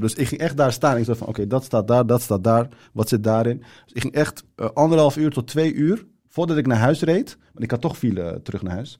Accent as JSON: {"language": "Dutch", "town": "Zaanstad", "region": "North Holland", "country": "Netherlands", "tie": "born or raised there", "also_born_or_lived": "Turkey / Rotterdam", "second_language": "Dutch", "said": "ik ben opgegroeid in Zaanstad."}